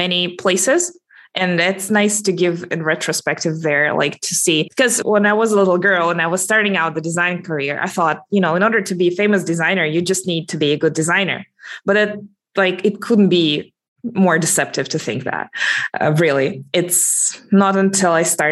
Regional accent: Russia; I'm calling in from Russia, actually. So that's my hometown, a little bit to the south of Moscow.

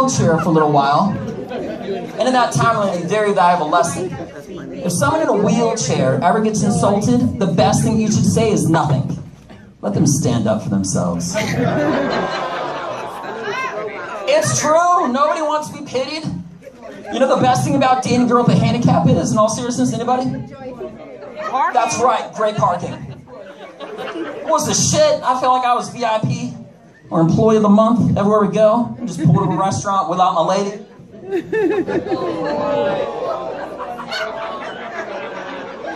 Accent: Connecticut, United States; also born or lived in Washington, D.C. / Russia; now in Texas, United States; I am not Russian. I am from Connecticut.

